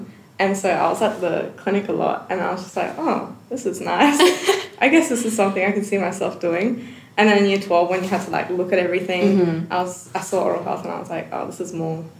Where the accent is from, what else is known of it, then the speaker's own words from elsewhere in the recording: Adelaide, South Australia, Australia; I'm from Adelaide.